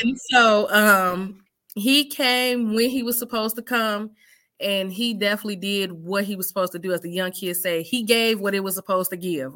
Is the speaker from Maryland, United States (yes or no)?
no; Chicago, Illinois, United States; now in Clinton, United States; I'm from Chicago, off the South Side. Um, I'm currently in Iowa right now. Clinton, Iowa